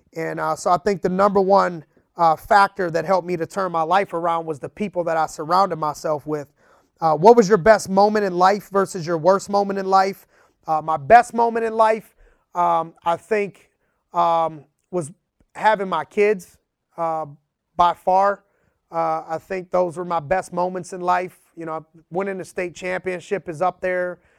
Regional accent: Youngstown, Ohio, United States; growing up in Youngstown, Ohio.

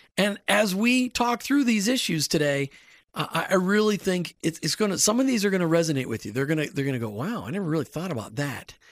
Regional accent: Minnesota, United States; I grew up in Minnesota

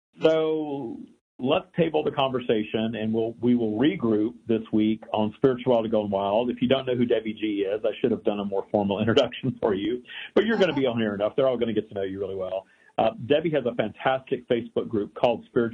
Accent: Louisiana, United States; also born or lived in Texas; I grew up in the South. I was born in Texas. I grew up in Louisiana

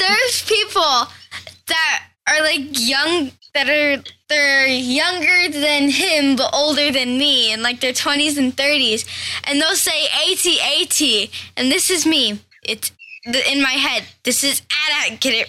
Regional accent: Texas, United States; And like, I'm a cowboy in space. I come from Texas.

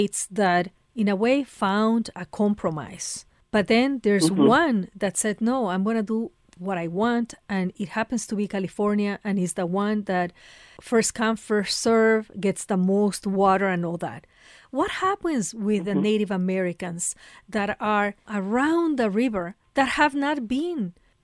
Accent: Ecuador; moved away; I come from Ecuador

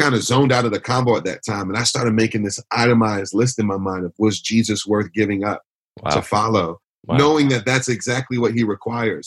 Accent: Detroit, Michigan, United States; now in Philadelphia, United States; I was born and raised in Detroit.

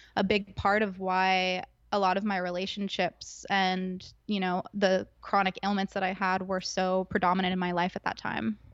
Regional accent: Agoura Hills, California, United States; growing up in Southern California, I went to school in Agora, which is next door neighbors to the Kardashians in Calabasas.

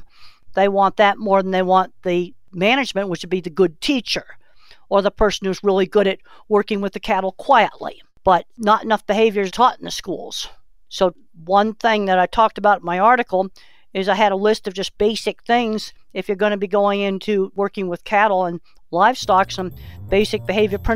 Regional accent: Boston, Massachusetts, United States; moved away; I was raised in Boston, Massachusetts

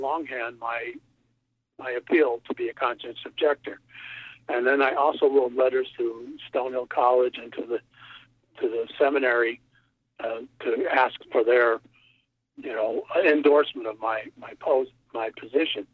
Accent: Connecticut, United States; my hometown in Connecticut

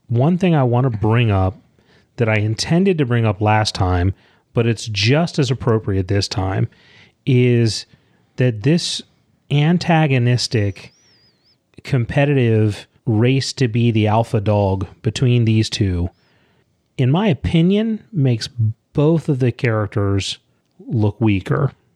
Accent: Leonardtown, Maryland, United States; Leonard Town, Maryland. What? It's where I grew up.

